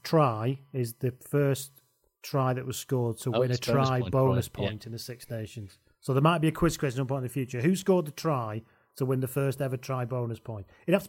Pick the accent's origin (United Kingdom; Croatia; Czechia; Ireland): United Kingdom; England; I'm an English person.